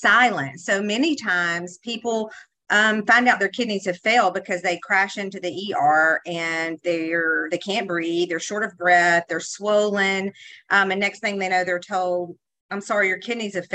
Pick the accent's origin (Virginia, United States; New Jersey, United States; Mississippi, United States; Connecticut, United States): Mississippi, United States; Mississippi Delta, United States; I'm not only from Mississippi. I grew up in the most unhealthy part of the state of Mississippi